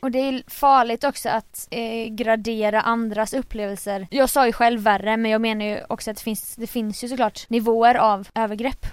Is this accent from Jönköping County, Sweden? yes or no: yes; Jönköping, Jönköping County, Sweden; moved away; jag var i Jönköping i helgen där jag är ifrån